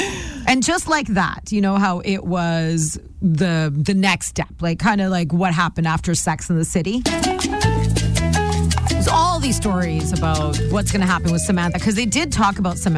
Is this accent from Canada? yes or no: no; India; she also used to have a lot of hair on her forehead because I'm Indian and I used to too, and I still do.